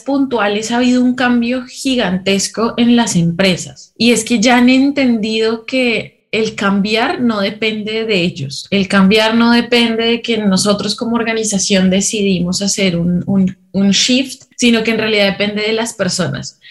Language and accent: Spanish; Colombia; moved away as an adult; now in Peru; soy colombiana, pero llevo ya viviendo